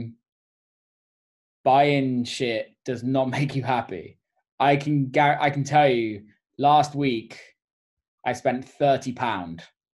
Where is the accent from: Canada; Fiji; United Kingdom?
United Kingdom; England; also born or lived in New York; now in Detroit, United States; I'm English